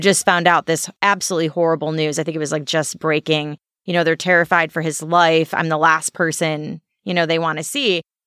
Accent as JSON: {"language": "English", "town": "Alsip", "region": "Illinois", "country": "United States", "tie": "born or raised there", "also_born_or_lived": "San Diego", "said": "a little town called Alsip."}